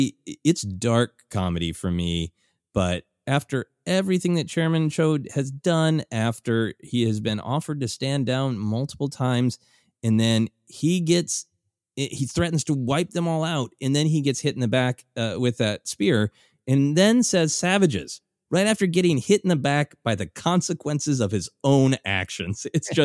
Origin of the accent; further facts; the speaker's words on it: Minnesota, United States; a literal nightmare that I have had growing up in Minnesota of what is under the snow.